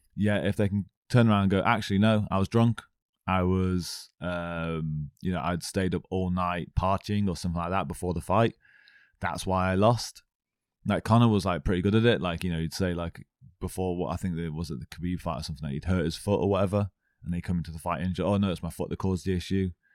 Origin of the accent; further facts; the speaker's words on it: Stafford, West Midlands, United Kingdom; I'm actually from Stafford